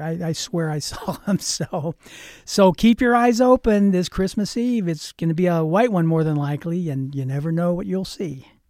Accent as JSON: {"language": "English", "town": "Pittsburgh", "region": "Pennsylvania", "country": "United States", "tie": "born or raised there", "moved": "yes", "lives_now": "Grass Valley, United States", "said": "I lived, I grew up in Pittsburgh, Pennsylvania"}